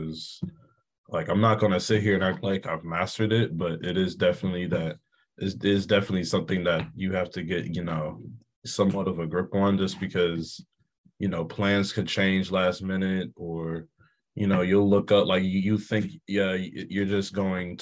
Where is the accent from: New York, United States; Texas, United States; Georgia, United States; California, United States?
Georgia, United States; Atlanta; moved away as an adult; my hometown in Atlanta